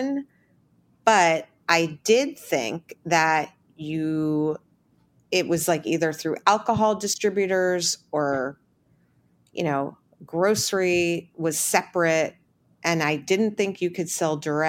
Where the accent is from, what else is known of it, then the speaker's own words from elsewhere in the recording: New York, United States; I'm such a New Yorker